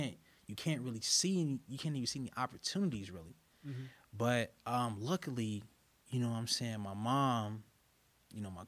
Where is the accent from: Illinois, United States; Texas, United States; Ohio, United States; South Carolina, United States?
Illinois, United States; Chicago; moved away as an adult; now in Carbondale, United States; I grew up in West Woodlawn community in Chicago.